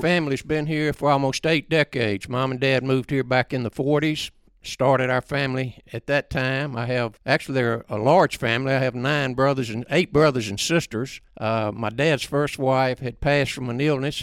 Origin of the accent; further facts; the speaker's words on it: Hernando, Mississippi, United States; I was born right here in Hernando on the square